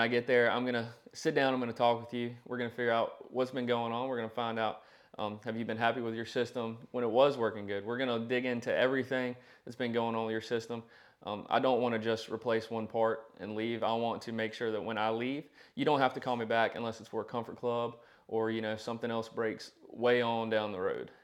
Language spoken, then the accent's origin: English; Danville, Virginia, United States; I was raised in the Danville, Pennsylvania County area.